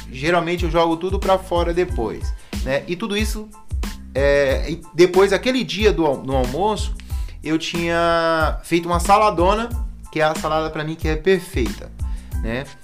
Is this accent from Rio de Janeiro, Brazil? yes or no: no; Bahia, Brazil; eu sou baiano